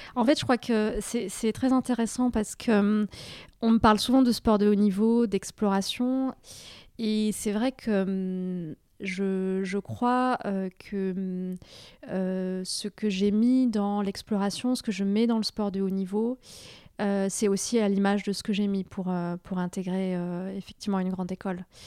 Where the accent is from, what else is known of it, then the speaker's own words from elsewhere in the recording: Toulouse, Occitania, France; also born or lived in Carcassonne; je suis née à Carcassonne, dans l'Aude. J'ai grandi ensuite dans la banlieue de Toulouse.